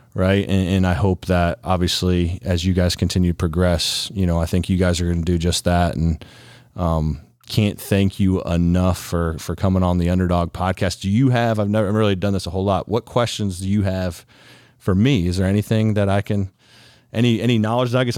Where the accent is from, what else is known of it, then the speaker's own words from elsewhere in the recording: Ohio, United States; From Ohio, born and raised